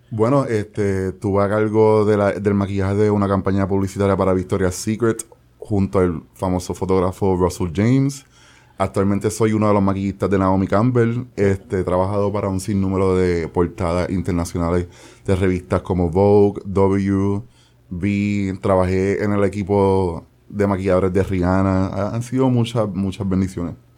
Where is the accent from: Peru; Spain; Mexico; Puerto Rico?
Puerto Rico; San Juan; moved away as an adult; also born or lived in United States / New York; aquí yo tengo mis mi memorias de infancia, mis amistades de infancia, mi escuela gracias a Lloren Torres